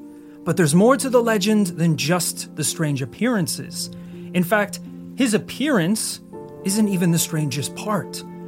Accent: Northern Ireland, United Kingdom; My sister was actually attacked by a goat. Growing up in Northern Ireland.

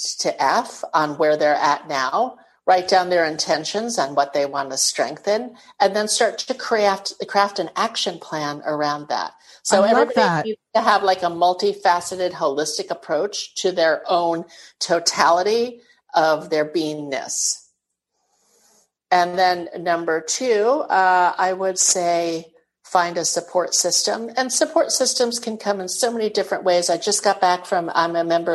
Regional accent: New York City, New York, United States; moved away as an adult; also born or lived in California; now in Fort Lauderdale, United States; born and raised in New York City

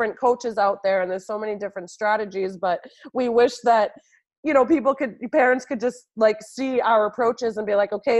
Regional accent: New York, United States; moved away as an adult; now in Boston, United States; I hail from New York and I was in New York for so many years

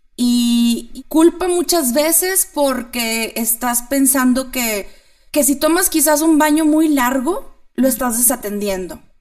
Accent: Monterrey, Nuevo León, Mexico; moved away as an adult; now in Chihuahua, Mexico; soy de Monterrey, pero me moví aquí a Chihuahua hace un año

